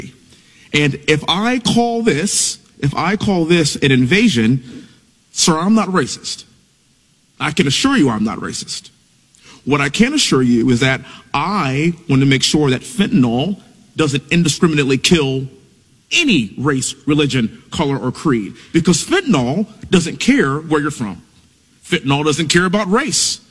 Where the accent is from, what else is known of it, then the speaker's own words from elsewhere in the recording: Texas, United States; born and raised in Texas, living in Houston